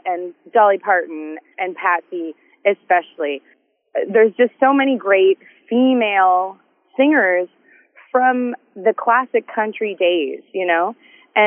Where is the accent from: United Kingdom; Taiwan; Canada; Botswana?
Canada; I love being Canadian and being able to come home